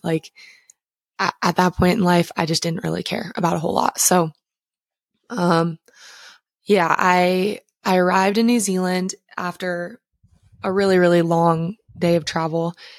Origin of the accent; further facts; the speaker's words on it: Montana, United States; I grew up in Montana